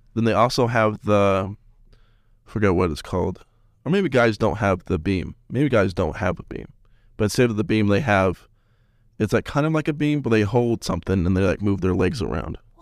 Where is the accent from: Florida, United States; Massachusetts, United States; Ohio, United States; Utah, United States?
Utah, United States; Salt Lake City; moved away as an adult; now in Cedar City, United States; I'm from Salt Lake.